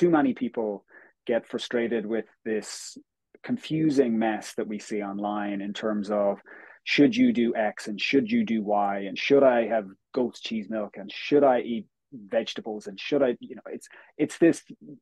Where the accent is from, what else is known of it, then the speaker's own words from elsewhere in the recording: Galway, Connacht, Ireland; moved away as an adult; also born or lived in United States / Australia; now in Dublin, Ireland; I'm originally from Galway in the west of Ireland, but currently live in Dublin